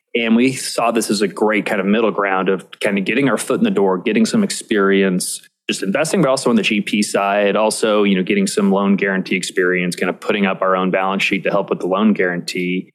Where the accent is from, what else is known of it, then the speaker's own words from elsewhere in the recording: Indianapolis, Indiana, United States; also born or lived in New York City; I ended up moving back to Indianapolis, which, which is my hometown